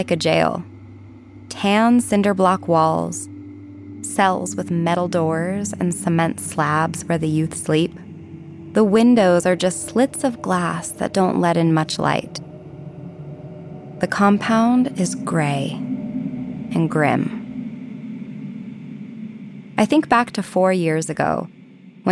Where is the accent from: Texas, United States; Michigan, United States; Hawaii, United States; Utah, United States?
Utah, United States; Ogden; my hometown of Ogden, Utah